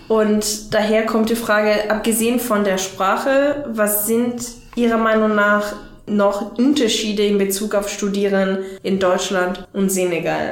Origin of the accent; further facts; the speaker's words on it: Italy; German is a second language; now in Germany; Ich komme aus Italien